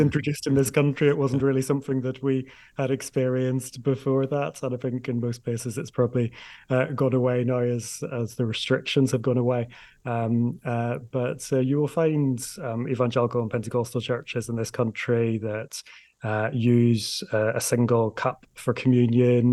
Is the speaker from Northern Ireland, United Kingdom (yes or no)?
yes; Northern Ireland, United Kingdom; I'm from Northern Ireland